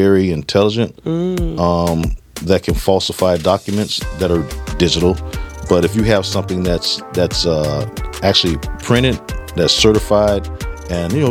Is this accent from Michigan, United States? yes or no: no; South Florida, United States; I'm originally from South Florida